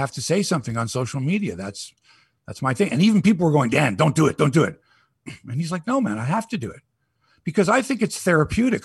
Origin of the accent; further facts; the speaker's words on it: Toronto, Ontario, Canada; I'm from Toronto